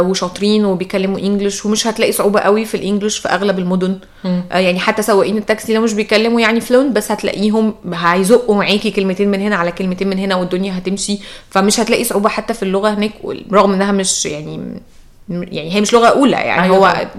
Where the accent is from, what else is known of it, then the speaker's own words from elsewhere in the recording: Egypt; قلت ايجيبت